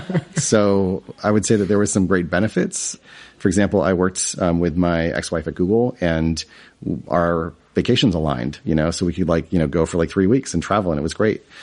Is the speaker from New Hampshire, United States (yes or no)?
yes; New Hampshire, United States; I grew up in New England, um, in New Hampshire, which is a pretty small state